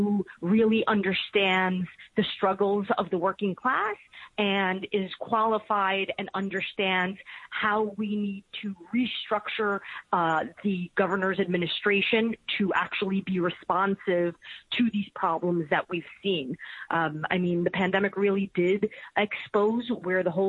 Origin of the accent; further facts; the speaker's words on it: New York City, New York, United States; we're both from Queens